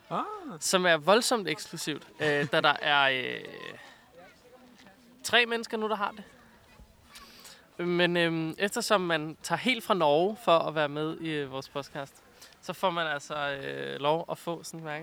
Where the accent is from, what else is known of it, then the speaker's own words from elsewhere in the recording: Greenland; jeg er jo grønlænder